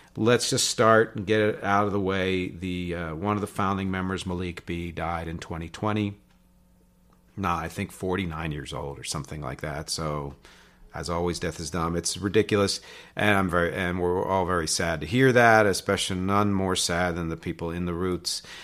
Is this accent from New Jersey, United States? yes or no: yes; just outside of Philly, in New Jersey, United States; also born or lived in Philadelphia, Pennsylvania; born in Philly, raised just outside of Philly, in New Jersey